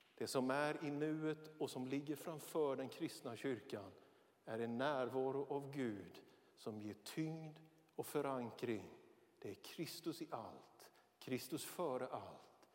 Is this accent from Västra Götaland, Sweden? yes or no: no; Björkeby, Jönköping County, Sweden; now in Västerås, Sweden; Ja, jag är smålänning. Ja, jag är född i den lilla, men enligt oss själva mycket betydelsefulla metropolen Björkeby mellan Vetlanda och Nässjö